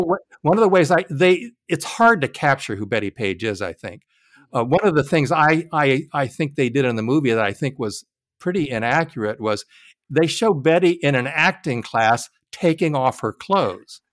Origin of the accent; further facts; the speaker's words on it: Jacksonville, Florida, United States; I'm from Jacksonville, Florida